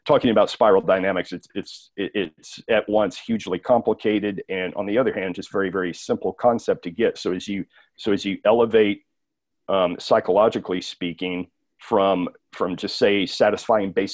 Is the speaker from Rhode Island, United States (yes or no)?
no; South Texas, United States; The time and the place where I grew up in South Texas at that time, this being the 80s